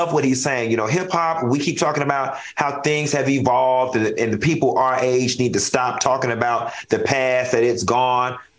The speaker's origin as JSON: {"language": "English", "town": "Miami", "region": "Florida", "country": "United States", "tie": "born or raised there", "said": "a little girl growing up in Miami"}